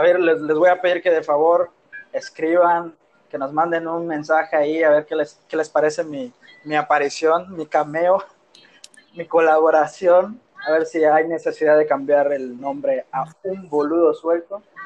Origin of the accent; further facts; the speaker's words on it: Mérida, Yucatán, Mexico; Yo soy yucateco